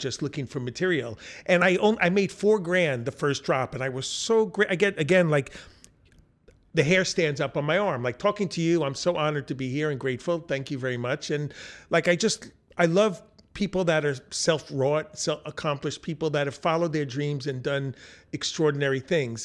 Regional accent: Long Island, New York, United States; I grew up in Long Island in the suburbs

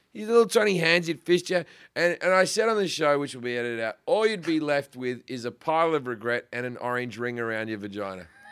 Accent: Sydney, New South Wales, Australia; moved away as an adult; also born or lived in Perth; now in United States; I'm from Sydney

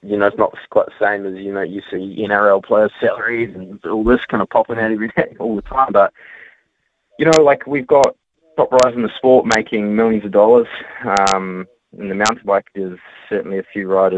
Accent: New Zealand; a Kiwi rider

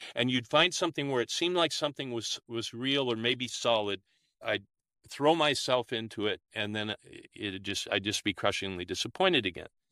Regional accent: Olympia, Washington, United States; now in New South Wales, Australia; I was born and raised in the United States, in Olympia, Washington

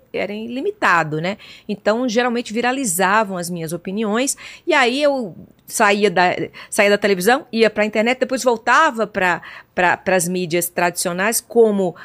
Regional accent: João Pessoa, Paraíba, Brazil; nasci em João Pessoa, capital da Paraíba

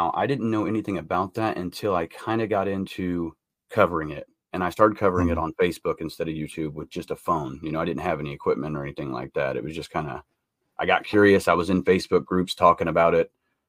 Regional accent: Carroll County, Indiana, United States; also born or lived in Lafayette, Indiana / Tippecanoe County, Indiana; So I was born in Lafayette, which is right next to Delphi. It's 12 miles south. And I grew up in Carroll County my whole life, you know, from the time I was a baby all the way until I was in my 30s.

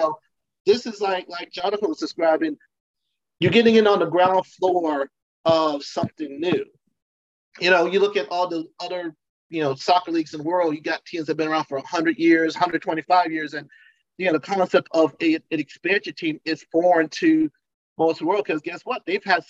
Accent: Connecticut, United States; now in Charlotte, United States; I grew up in Connecticut

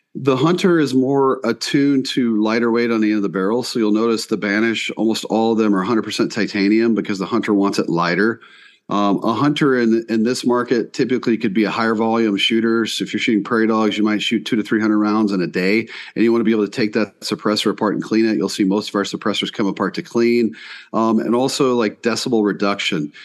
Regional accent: East Coast, Southeast, United States; moved away as an adult; now in South Dakota, United States; I grew up on the East Coast, uh, Southeast

